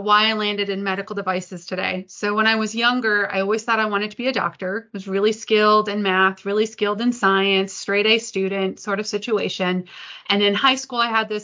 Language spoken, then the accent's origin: English; Detroit, Michigan, United States; I grew up in the Detroit area